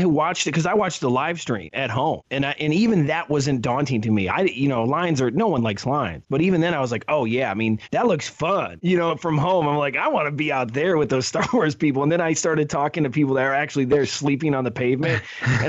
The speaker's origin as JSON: {"language": "English", "region": "Ohio", "country": "United States", "said": "when you're from Ohio"}